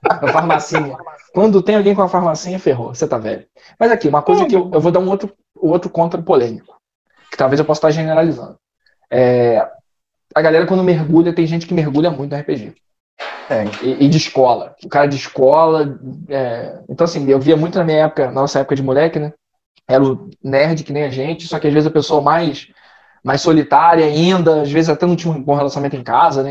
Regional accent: interior of Rio de Janeiro, Brazil; Nós somos do interior do. Cidade do interior

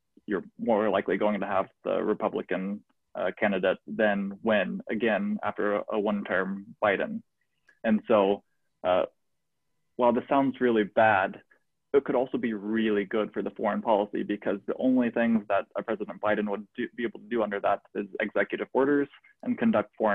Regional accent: United States

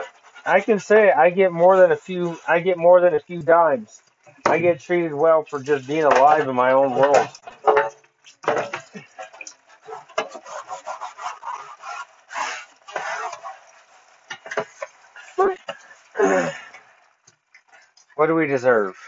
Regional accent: United States; as American people

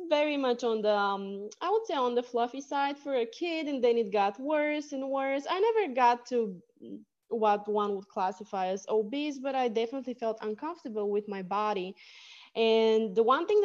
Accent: Bulgaria; my Bulgarian Bulgarian name because I was born in Bulgaria, means fighter.

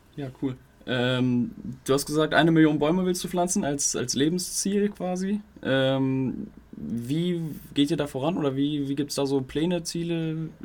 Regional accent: Wolfsburg, Lower Saxony, Germany; ich komme aus Wolfsburg, ist jetzt halt wirklich ortsnah

